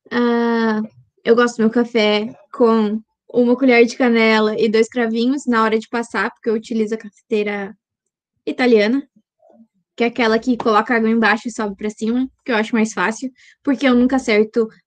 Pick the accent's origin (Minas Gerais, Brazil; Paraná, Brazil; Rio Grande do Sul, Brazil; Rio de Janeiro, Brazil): Rio Grande do Sul, Brazil; sou do Rio Grande do Sul